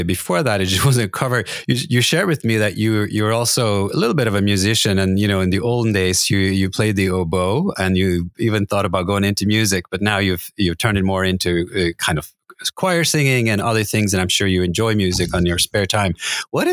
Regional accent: Norway; I grew up in Norway, and I am used to the Gulf Stream

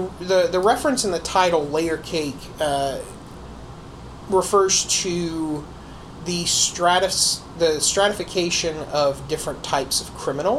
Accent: North Carolina, United States; born or raised there

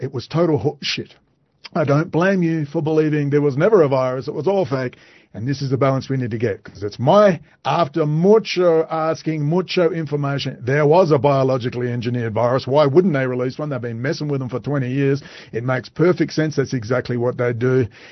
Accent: Perth, Western Australia, Australia; moved away; in my hometown, we're overrun

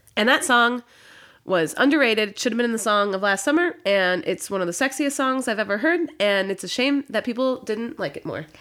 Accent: Midwest, United States; I'm from the Midwest

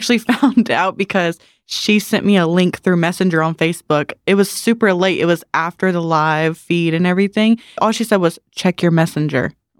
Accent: Walterboro, South Carolina, United States; I'm from Walterboro, South Carolina.

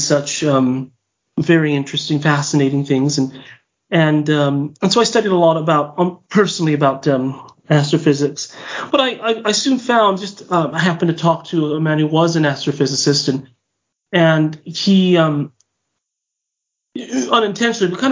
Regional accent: Whittier, California, United States; moved away as an adult; now in Utah, United States; I'm from Southern California. City called Whittier, which is East Los Angeles. I grew up there and I lived there

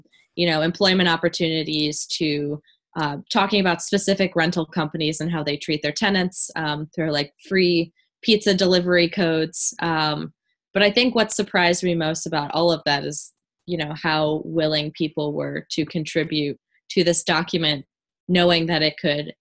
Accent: Warren, Michigan, United States; Warren, my hometown

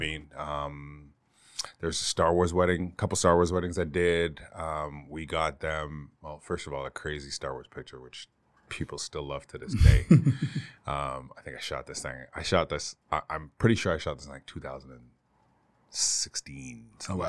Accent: Canada; moved away as an adult; also born or lived in Bermuda / Toronto; now in Northeastern Pennsylvania, United States; I'm originally Canadian

